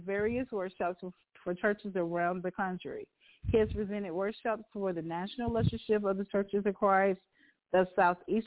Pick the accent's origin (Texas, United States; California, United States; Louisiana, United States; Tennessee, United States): Tennessee, United States; I am from Tennessee, the state of Tennessee